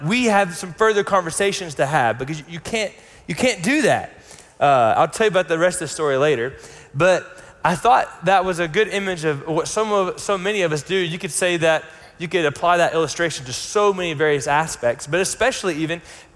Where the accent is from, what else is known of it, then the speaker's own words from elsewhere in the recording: United States; where we grew up in the States